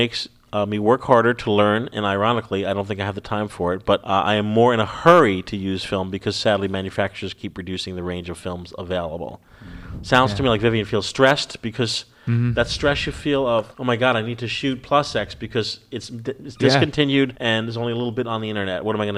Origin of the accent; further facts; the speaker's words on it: United Kingdom; My home country, Dan, is the UK.